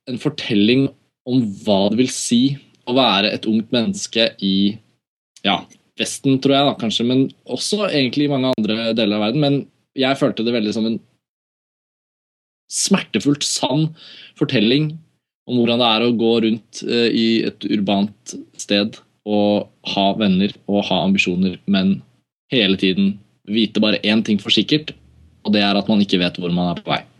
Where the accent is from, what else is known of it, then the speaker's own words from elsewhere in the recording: Oslo, Norway; Så kan jeg si sånn var det da jeg vokste opp i Oslo.